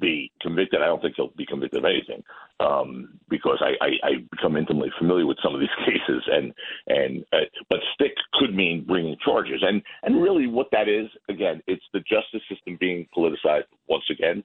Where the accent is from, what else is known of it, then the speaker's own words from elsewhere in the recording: New York, United States; I'm a New Yorker